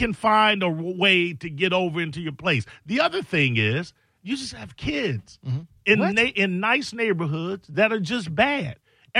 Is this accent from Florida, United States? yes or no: no; Chicago, Illinois, United States; I'm from Chi-Town.